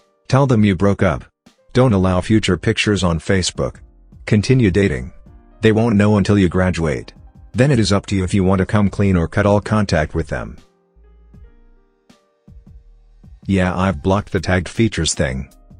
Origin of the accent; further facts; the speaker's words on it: Kenya; moved away as an adult; now in United Kingdom; I'm from Kenya but I'm studying for my undergraduate degree in the United Kingdom. I only arrived a couple months ago.